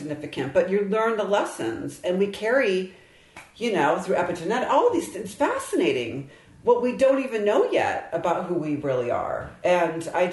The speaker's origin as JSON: {"language": "English", "region": "Michigan", "country": "United States", "tie": "born or raised there", "said": "I grew up in Michigan"}